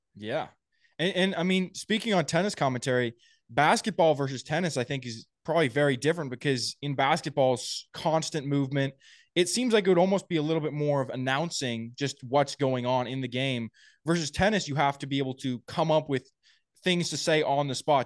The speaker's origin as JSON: {"language": "English", "town": "Napa", "region": "California", "country": "United States", "tie": "born or raised there", "said": "I was a bulkhead at a, a challenger in my hometown in Napa"}